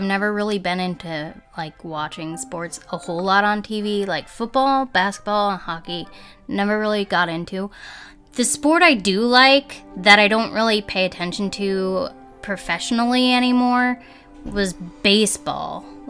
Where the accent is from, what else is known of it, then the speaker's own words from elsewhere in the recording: New Jersey, United States; born there; So I was born in New Jersey, so that means, like, the default is to like the teams in New York.